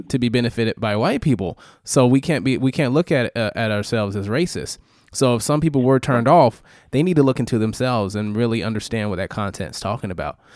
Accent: New York, United States; I, I, I grew up in New York

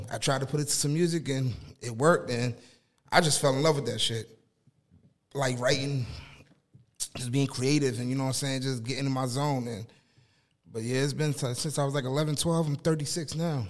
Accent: Newark, New Jersey, United States; also born or lived in Boston, Massachusetts; I moved down to Jersey when I was about what three

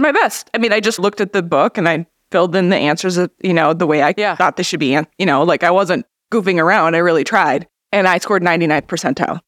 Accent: Grand Marais, Minnesota, United States; I was about seven at the time, so I feel like I grew up in Grand Marais.

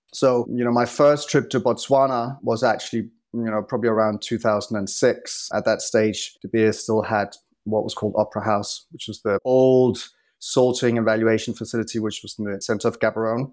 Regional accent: Copenhagen, Capital Region of Denmark, Denmark; moved away as an adult; also born or lived in London; I'm originally from Copenhagen, but I moved to London when I was twenty

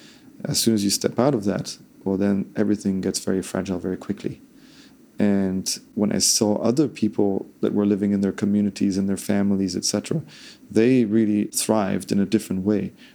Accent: France; I'm Danish and Italian. I grew up in France.

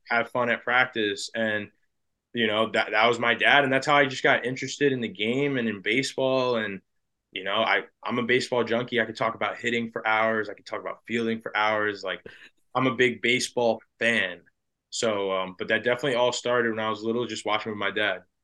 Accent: New Jersey, United States; I grew up in New Jersey

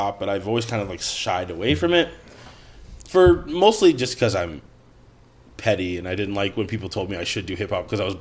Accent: Rosemount, Minnesota, United States; I grew up in Rosemont, Minnesota.

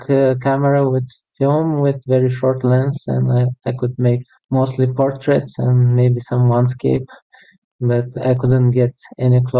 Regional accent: Bulgaria; moved away as an adult; now in Lithuania; I was born in Bulgaria in 1985, so now it's almost 38 years, and 16 of them I spent in Lithuania, but first 21 I spent in Bulgaria.

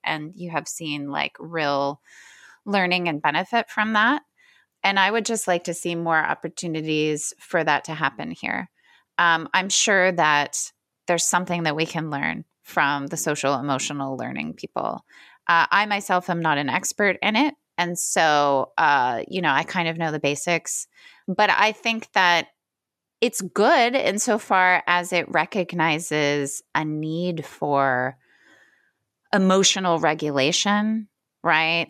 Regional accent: Hamilton, Ohio, United States; moved away; Middletown is about eight minutes from my hometown, Hamilton, and it's basically the same place.

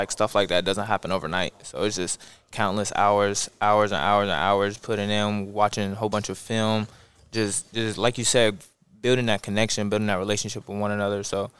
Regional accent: Columbus, Ohio, United States; moved away; I'm from Columbus, Ohio.

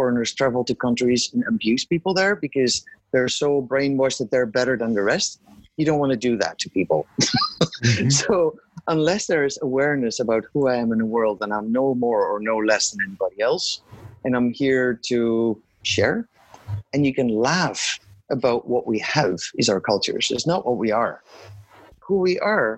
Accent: Netherlands; moved away as an adult; also born or lived in Kenya / Afghanistan; I was born and raised in the Netherlands

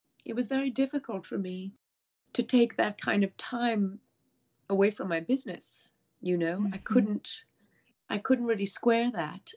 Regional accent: Abruzzo, Italy; I grew up around mountains in Italy in an area called Abruzzi

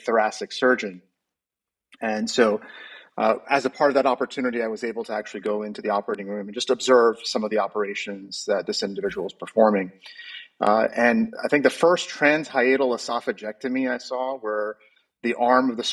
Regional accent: New Jersey, United States; moved away as an adult; also born or lived in New York City, United States / Chicago, United States; now in Dallas, United States; I grew up in the Northeast in the New Jersey area.

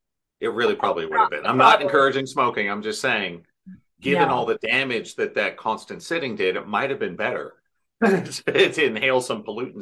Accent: Irvine, California, United States; In Irvine

